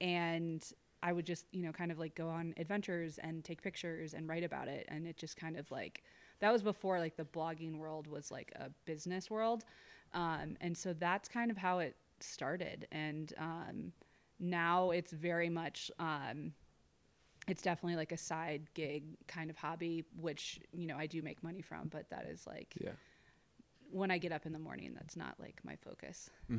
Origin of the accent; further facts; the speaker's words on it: Ohio, United States; moved away as an adult; now in Jackson, United States; when I moved to Jackson, I moved here in 2008, and I was doing real estate, and I'm from Ohio originally